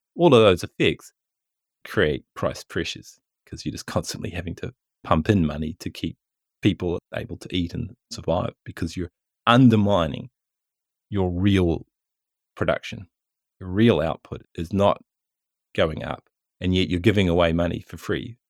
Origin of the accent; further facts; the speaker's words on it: New Zealand; most people do in New Zealand when we're buying books from Amazon. New Zealand dollars go down in our bank accounts